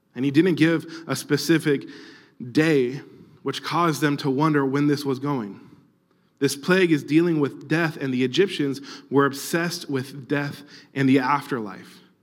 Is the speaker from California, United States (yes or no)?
yes; Orange County, California, United States; I grew up in Orange County